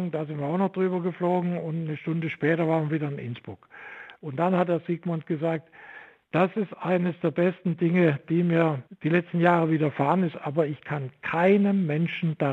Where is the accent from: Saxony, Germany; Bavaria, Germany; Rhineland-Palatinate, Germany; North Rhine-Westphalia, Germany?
Saxony, Germany; moved away as an adult; now in Stuttgart, Germany; weil ich in der DDR nicht Physik studieren durfte und das wollte ich unbedingt. Und so bin ich aus dem Vogtland am Ende in Stuttgart angelangt